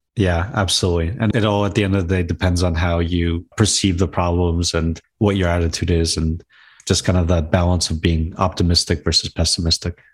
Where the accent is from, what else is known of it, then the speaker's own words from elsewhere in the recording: Wayne, New Jersey, United States; also born or lived in Chernivtsi, Ukraine / Brooklyn, New York; basically grew up in Brooklyn and North Jersey in a town called Wayne, New Jersey.